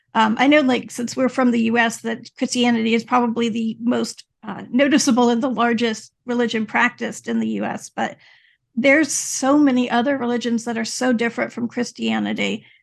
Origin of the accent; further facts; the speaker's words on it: Louisiana, United States; I grew up in Louisiana